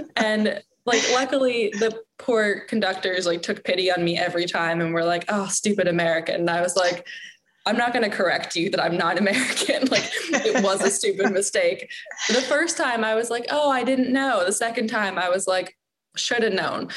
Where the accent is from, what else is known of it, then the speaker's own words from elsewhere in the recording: Toronto, Ontario, Canada; I grew up in Toronto